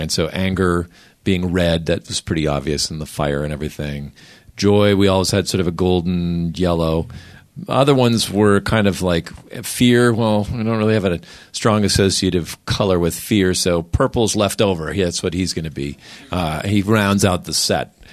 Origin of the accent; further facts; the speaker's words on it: Minnesota, United States; I grew up in Minnesota where the idea was you don't want to argue with people.